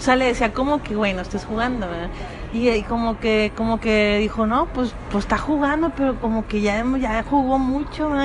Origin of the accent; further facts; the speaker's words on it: Monterrey, Nuevo León, Mexico; accent: Regia; me dicen que yo tengo el acento más marcado de Regia